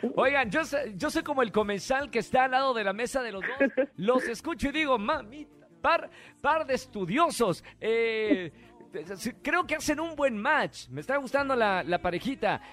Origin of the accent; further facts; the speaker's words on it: Monterrey, Nuevo León, Mexico; now in Mexico City, Mexico; estamos en mi tierra, en Monterrey, al norte de México